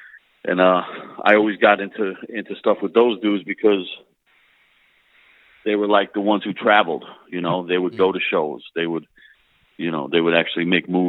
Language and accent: English; Pennsylvania, United States; also born or lived in New Jersey; I was born in Jersey. Spent like my early like little kid years there. Then moved to Pennsylvania, like an hour away. But all the family was still back in Jersey. So between Pennsylvania and New Jersey, you know, for the rest of my years